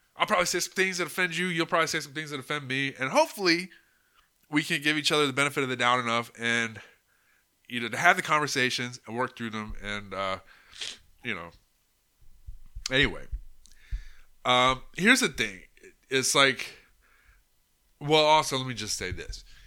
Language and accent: English; United States; as an American